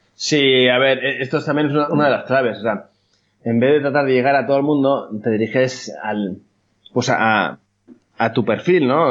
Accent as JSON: {"language": "Spanish", "town": "Bilbao", "region": "Basque Country", "country": "Spain", "said": "soy copywriter de Bilbao"}